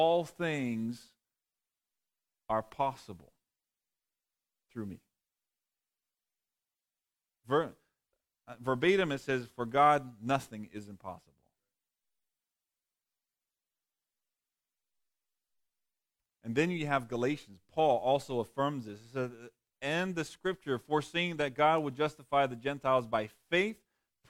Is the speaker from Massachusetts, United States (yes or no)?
yes; Massachusetts, United States; moved away; also born or lived in Texas; I grew up in Massachusetts